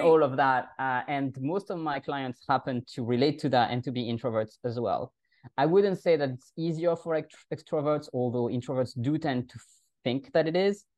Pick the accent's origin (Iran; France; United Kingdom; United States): France; accent: French; first language French; English is a second language; moved away as an adult; also born or lived in Germany; now in Vienna, Austria; i'm a french native and i know the french language very well